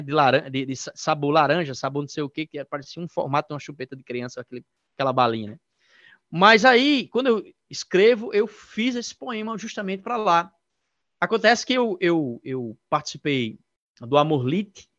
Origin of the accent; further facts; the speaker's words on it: Sobrado, Paraíba, Brazil; Eu sou aqui de Sobrado, da cidade de Sobrado